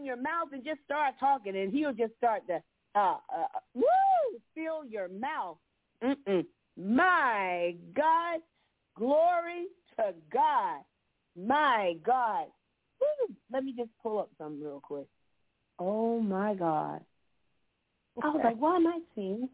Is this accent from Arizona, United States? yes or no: no; Florida, United States; now in Georgia, United States; I grew up in Florida. I didn't see any cotton down there. We had orange trees and citrus, but I moved up to Georgia